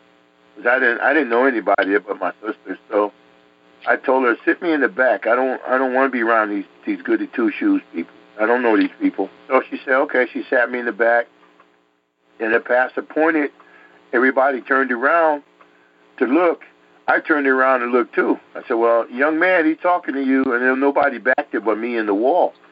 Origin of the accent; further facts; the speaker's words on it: New York City, New York, United States; also born or lived in Connecticut; I grew up in Connecticut, New York, and stuff, in the streets there in Harlem